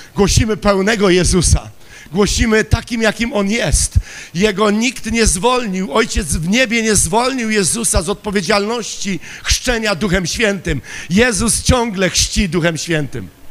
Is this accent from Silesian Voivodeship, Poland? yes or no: yes; Silesian Voivodeship, Poland; Ja pochodzę ze Śląska